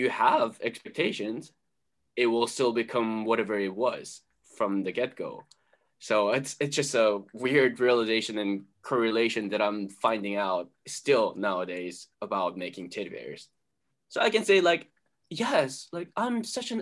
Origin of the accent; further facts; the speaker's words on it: South Korea; now in United States; And I grew up in Korea. I was born in US, but then my entire family moved back to Korea when I was two